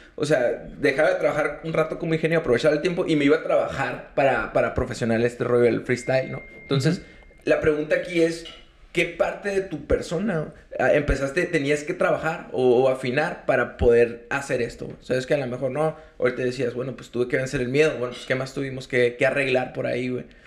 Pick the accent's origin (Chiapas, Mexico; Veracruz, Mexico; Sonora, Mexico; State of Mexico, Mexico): Sonora, Mexico; nosotros venimos de Sonora